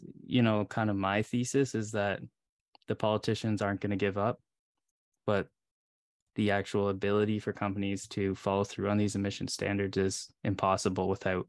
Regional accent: Canada; because you're obviously more in tune with politics, and especially in the States, me being a Canadian

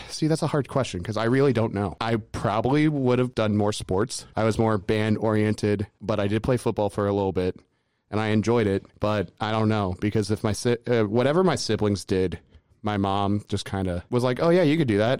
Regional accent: Lafayette, Indiana, United States; I grew up in Lafayette, Indiana

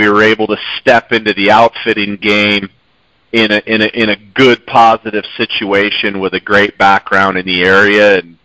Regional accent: Michigan, United States; moved away as an adult; also born or lived in Montana; now in New Mexico, United States; I grew up in Michigan, kind of cut my teeth on the Great Lakes steelhead and salmon industry

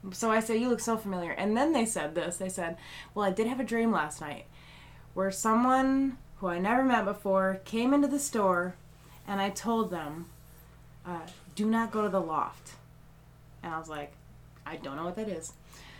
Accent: Michigan, United States; moved away as an adult; now in Augusta, United States; I'm from Michigan.

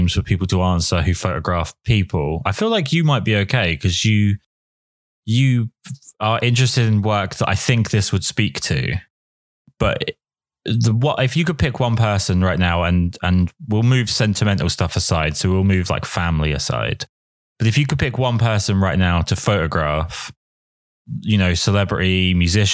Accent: England, United Kingdom; I'm English

